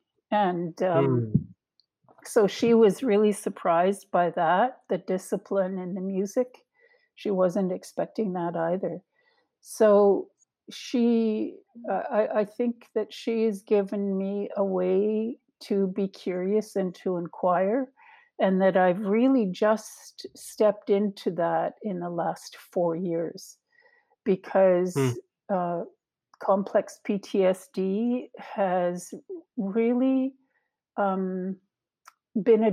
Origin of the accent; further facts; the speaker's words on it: Gitxaala, British Columbia, Canada; I'm from Gidkatla